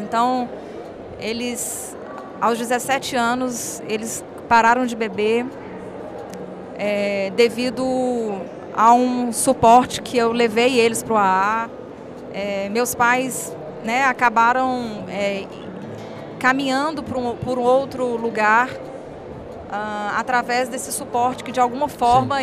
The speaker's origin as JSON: {"language": "Portuguese", "town": "Montes Claros", "region": "Minas Gerais", "country": "Brazil", "tie": "born or raised there", "moved": "yes", "lives_now": "Belo Horizonte, Brazil", "said": "eu sou de Montes Claros. Moro em BH hoje, mas nasci em Montes Claros, Minas Gerais, norte de Minas"}